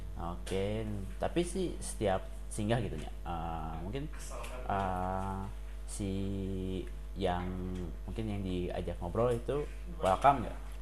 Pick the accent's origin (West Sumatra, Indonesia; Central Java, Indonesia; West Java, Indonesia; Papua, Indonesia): West Java, Indonesia; Pangalengan; semua tinggal di Pengalengan, kota kelahiran saya